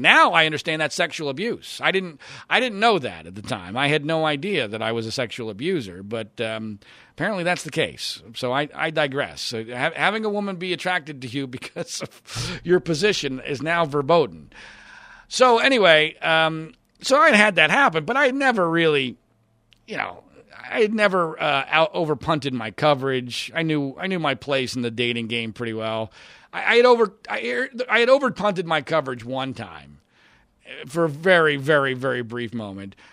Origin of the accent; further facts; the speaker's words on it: Philadelphia, Pennsylvania, United States; in Philadelphia, my hometown